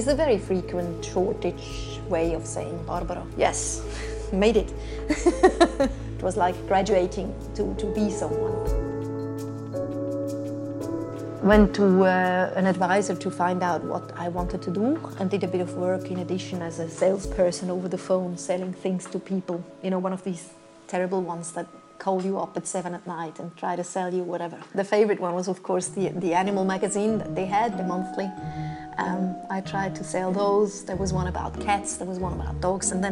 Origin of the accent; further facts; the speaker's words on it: Winterthur, Zurich, Switzerland; English is a second language; moved away as an adult; also born or lived in United States; now in Western Australia, Australia; I'm from Switzerland. I was born in Winterthur, which is a town a bit outside of Zurich